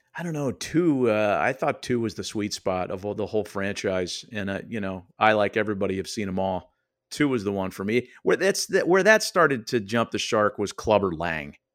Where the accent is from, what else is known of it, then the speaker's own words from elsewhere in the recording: Oakland, California, United States; I was just a Yahoo kid growing up in Oakland, California, in the East Bay